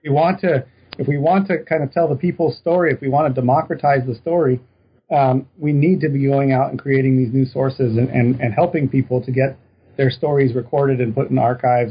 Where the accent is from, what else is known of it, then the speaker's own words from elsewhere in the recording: Reno, Nevada, United States; now in Texas, United States; I'm originally from Reno, Nevada